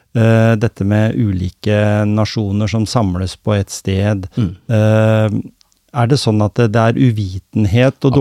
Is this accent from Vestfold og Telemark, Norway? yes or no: yes; Skien, Vestfold og Telemark, Norway; jeg kom fra Skien